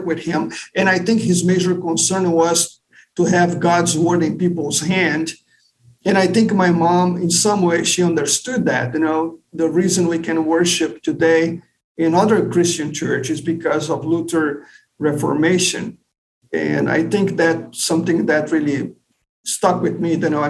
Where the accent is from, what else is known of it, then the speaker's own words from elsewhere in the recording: Brazil; also born or lived in São Paulo, Brazil / Rio de Janeiro, Brazil / Texas, United States; now in St. Louis, United States; So I was born and raised in Brazil, like you pointed out. So I was born in São Paulo, which is southeast of Brazil. And my dad retired early. We moved to Rio de Janeiro